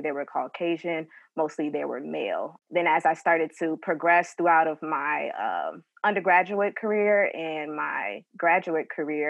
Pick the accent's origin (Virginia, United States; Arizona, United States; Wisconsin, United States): Virginia, United States; Richmond; moved away as an adult; now in Atlanta, United States; I'm originally from Richmond, Virginia. I moved to Atlanta 2 years now.